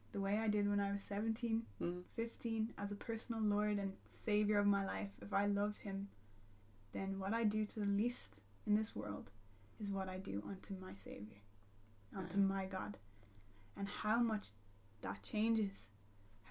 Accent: Ireland; as an Irish person

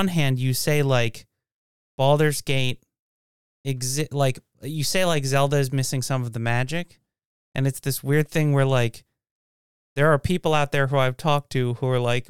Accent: Washington, United States; No, I grew up in Washington.

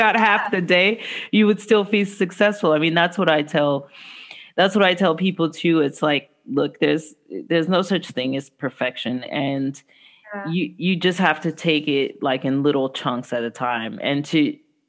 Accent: Los Angeles, California, United States; moved away as an adult; also born or lived in Fairbanks, Alaska; I come from Los Angeles, California

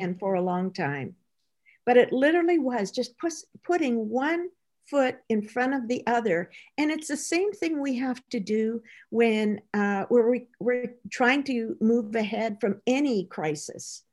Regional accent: Midwest Canada, Canada; I grew up in Midwest Canada.

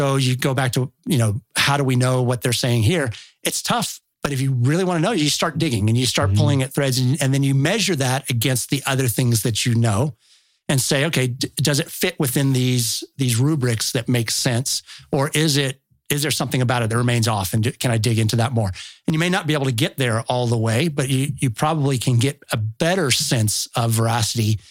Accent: Texas, United States; now in New Hampshire, United States; I live in New Hampshire now, but I'm from Texas.

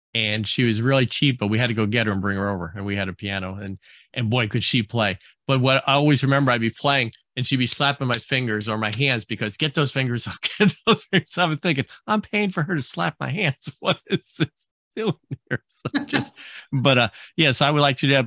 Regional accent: New Jersey, United States; moved away; I grew up on the East Coast in New Jersey

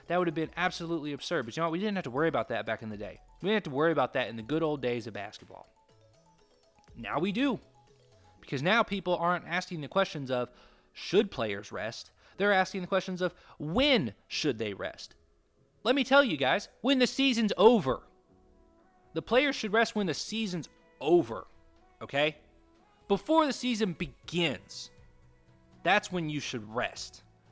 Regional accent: Kentucky, United States; I grew up in Kentucky, and UK basketball, okay? Because I was born in Kentucky

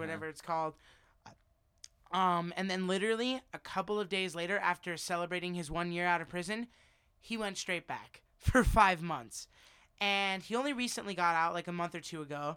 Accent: Las Vegas, Nevada, United States; also born or lived in New Jersey; We moved out here when I was one

